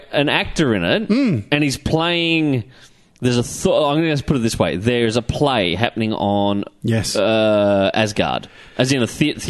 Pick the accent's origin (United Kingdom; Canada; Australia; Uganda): Australia